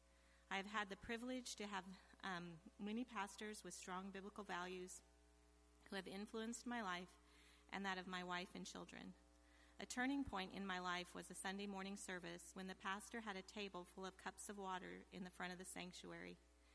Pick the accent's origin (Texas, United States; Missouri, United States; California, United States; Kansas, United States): Kansas, United States; Hillsboro; now in Nebraska, United States; became a believer when I was in the fourth grade at a community revival service in Hillsboro, Kansas. I grew up in the Hillsboro MB Church. I moved to Nebraska in 1965